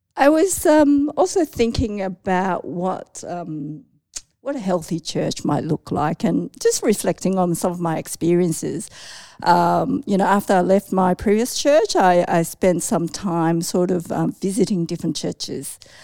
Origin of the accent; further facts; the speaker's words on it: Australia; also born or lived in Hong Kong; I am one point five gen Chinese immigrant. That means, um, I was, like, raised in Australia, so I came from Hong Kong